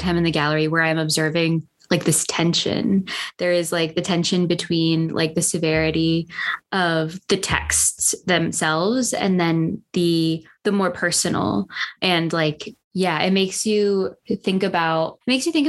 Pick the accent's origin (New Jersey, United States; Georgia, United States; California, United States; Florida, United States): California, United States; Southern; I'm from Southern California